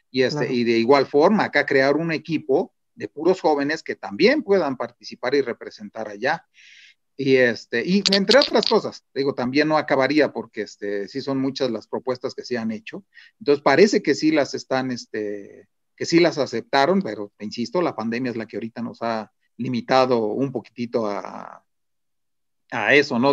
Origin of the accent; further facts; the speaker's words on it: Mexico; como mexicanos